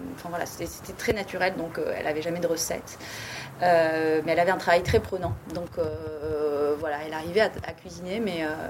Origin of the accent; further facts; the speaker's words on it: Bordeaux, Nouvelle-Aquitaine, France; also born or lived in Paris / Cap Ferret; j'ai grandi à Bordeaux